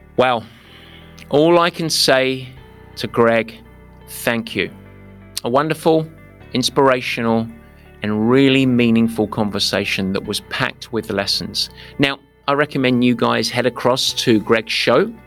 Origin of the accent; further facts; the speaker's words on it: United Kingdom; moved away; I was from Britain